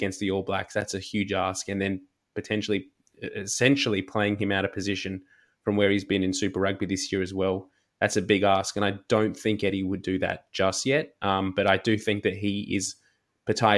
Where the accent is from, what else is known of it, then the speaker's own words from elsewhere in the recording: Australia; as an Australian rugby fan